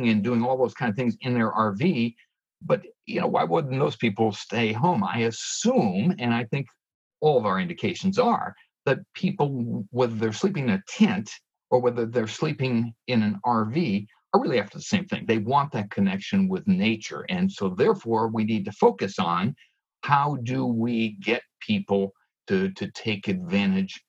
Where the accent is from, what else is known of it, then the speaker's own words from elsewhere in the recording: Northeast, United States; I grew up in the Northeast